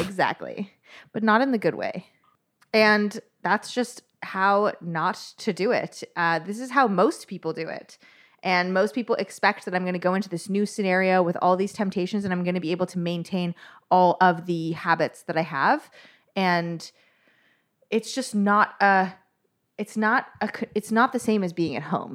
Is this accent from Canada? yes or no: yes; Toronto, Ontario, Canada; I am from Toronto, Canada